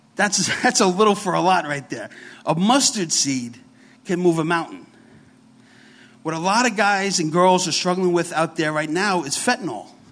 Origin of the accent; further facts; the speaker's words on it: New York City, New York, United States; accent: New York; We are from New York. So if I talk kind of funny, I got a real New York accent. I'm from the Bronx, so it's very heavy.